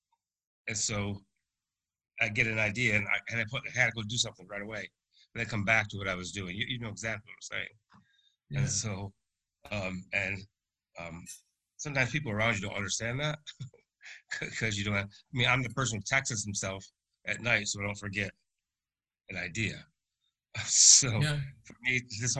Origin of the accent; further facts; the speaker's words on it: upstate New York, United States; now in Winston-Salem, United States; we're originally from New York, upstate